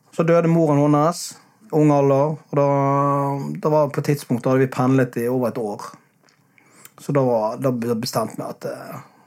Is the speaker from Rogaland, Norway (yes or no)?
no; Bergen, Vestland, Norway; now in Sørlandet, Norway; hjemme i Bergen